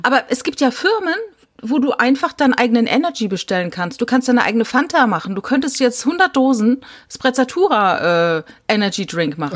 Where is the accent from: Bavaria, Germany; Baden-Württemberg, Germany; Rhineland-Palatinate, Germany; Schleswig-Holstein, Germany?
Rhineland-Palatinate, Germany; Ich komme aus der Pfalz